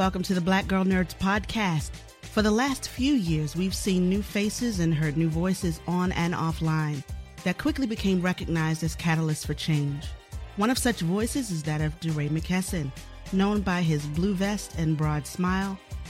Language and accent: English; Baltimore, Maryland, United States; And we share a lot of things because we're both from Baltimore.